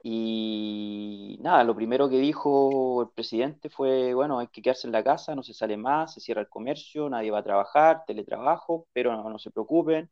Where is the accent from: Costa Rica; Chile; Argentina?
Chile; moved away; yo soy chileno